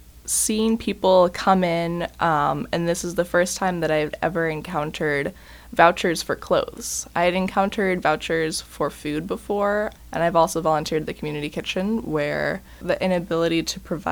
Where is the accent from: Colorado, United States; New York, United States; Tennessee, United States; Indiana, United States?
Indiana, United States; Bloomington; Growing up in Bloomington